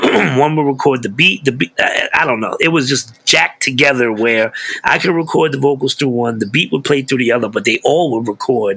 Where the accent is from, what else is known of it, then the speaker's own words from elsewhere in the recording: New York City, New York, United States; now in Pocono Mountains, United States; I grew up in East New York, Brooklyn, which was one of the roughest neighborhoods in Brooklyn